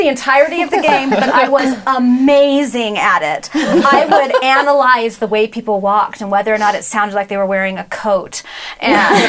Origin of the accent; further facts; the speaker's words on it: Arizona, United States; growing up in Arizona